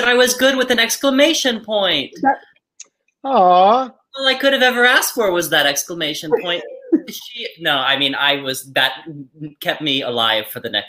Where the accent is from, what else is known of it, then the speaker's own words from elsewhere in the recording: McKinney, Texas, United States; moved away as an adult; also born or lived in Ann Arbor, Michigan; now in New York, United States; McKinney, Texas.